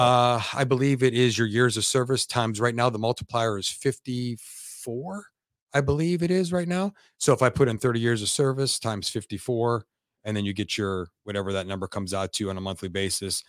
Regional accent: Youngstown, Ohio, United States; I'm from Youngstown, Ohio

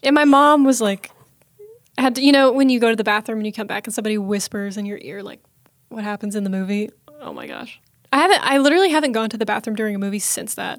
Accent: Snellville, Georgia, United States; I am from Snellville, Georgia

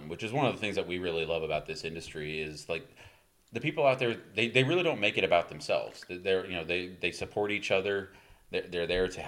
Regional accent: East Coast, United States; now in Texas, United States; I'm from the East Coast.

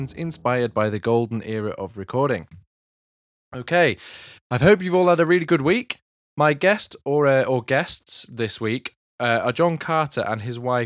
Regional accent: Milton Keynes, South East England, United Kingdom; I grew up in Milton Keynes, which obviously didn't even exist in the 60s.

